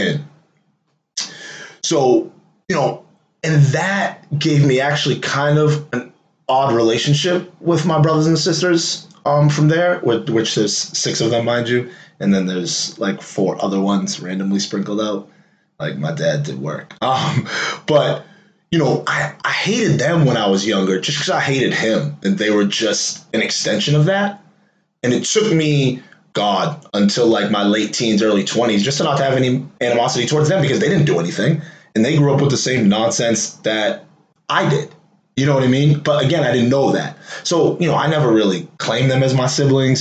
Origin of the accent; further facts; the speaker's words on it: Waltham, Massachusetts, United States; I grew up in the Prospect Hill Projects, PHP. Some of y'all know that, and people that don't, that's projects out here in Waltham, Mass.